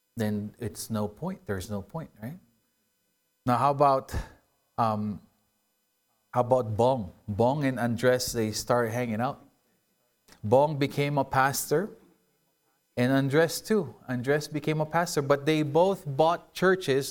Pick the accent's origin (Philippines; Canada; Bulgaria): Philippines; moved away; I grew up in the Philippines